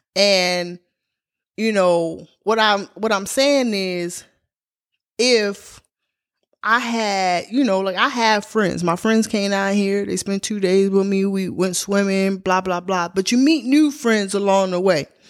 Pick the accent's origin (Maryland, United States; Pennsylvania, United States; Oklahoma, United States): Maryland, United States; Baltimore; now in Georgia, United States; I come from Baltimore, Maryland